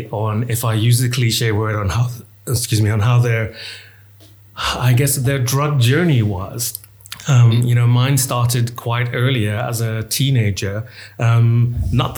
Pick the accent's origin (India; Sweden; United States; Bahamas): Bahamas; I come from the Bahamas, which at the time, you know, was basically drug haven.